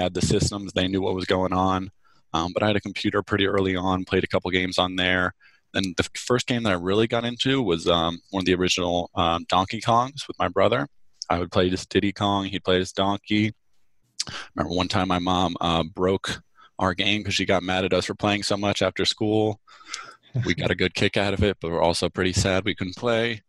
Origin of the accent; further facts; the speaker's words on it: New Jersey, United States; I went into teaching as a substitute teacher first in my hometown in New Jersey